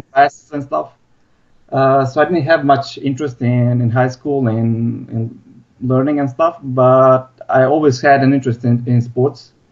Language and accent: English; Bosnia & Herzegovina; moved away as an adult; also born or lived in Croatia; now in Melbourne, Australia; I'm originally from Bosnia. So I finished my high school here and then I moved to Croatia